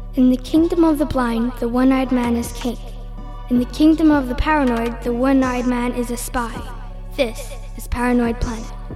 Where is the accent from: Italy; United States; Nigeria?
Italy; moved away as an adult; also born or lived in London; So you mentioned I'm Italian. I was born raised in Italy.